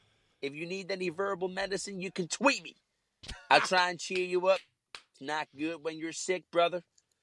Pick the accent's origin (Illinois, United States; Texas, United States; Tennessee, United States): Tennessee, United States; Nashville; I'm from Nashville.